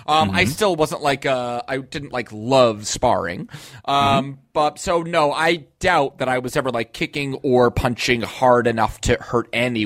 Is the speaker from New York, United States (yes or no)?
yes; New York, United States; I'm from New York and I work for the Taekwondo.